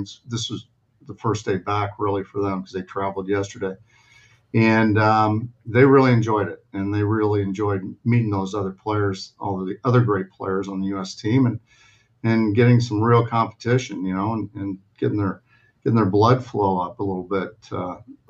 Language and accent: English; Canada; now in United States; I'm a Canadian citizen